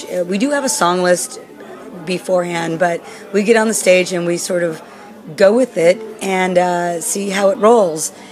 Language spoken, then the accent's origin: English; Germany; English is a second language; Sorry, I'm from Germany.